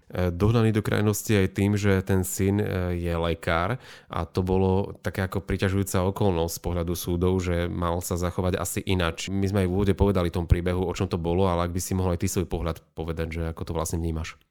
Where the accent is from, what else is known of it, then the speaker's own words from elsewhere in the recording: Slovakia; lekári u nás doma na Slovensku